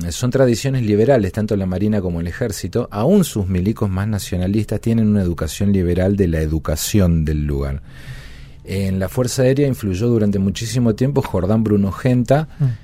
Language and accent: Spanish; Presidencia Roque Sáenz Peña, Chaco, Argentina; moved away; De mi ciudad natal en el Chaco.